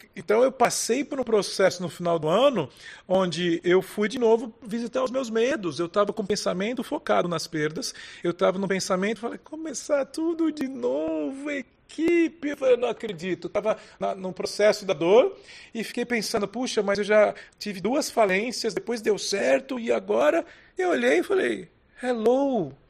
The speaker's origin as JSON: {"language": "Portuguese", "country": "Brazil", "said": "como brasileiros"}